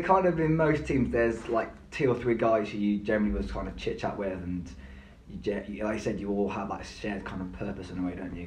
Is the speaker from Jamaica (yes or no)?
no; Gloucester, South West England, United Kingdom; also born or lived in Bristol; my hometown, Gloucester Academy